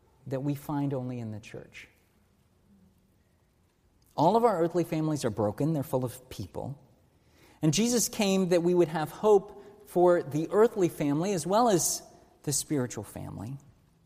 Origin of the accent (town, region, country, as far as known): United States